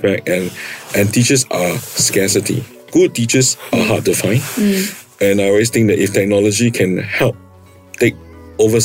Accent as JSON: {"language": "English", "country": "Singapore", "tie": "born or raised there", "said": "I am a pure Singaporean. I grew up in Singapore studying"}